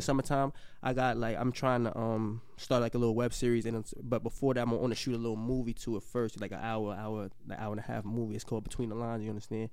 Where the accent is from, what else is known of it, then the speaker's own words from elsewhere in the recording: New York City, New York, United States; I'm from the Bronx